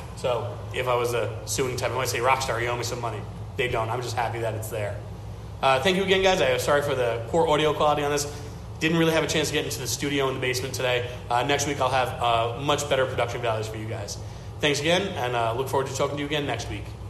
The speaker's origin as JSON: {"language": "English", "town": "New York City", "region": "New York", "country": "United States", "tie": "born or raised there", "said": "I grew up outside of Brighton Beach, but spent a lot of time there."}